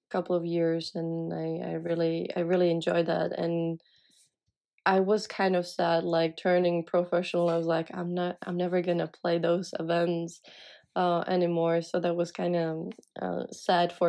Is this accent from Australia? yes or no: no; Czechia; English is a second language; moved away as an adult; as I was from Czech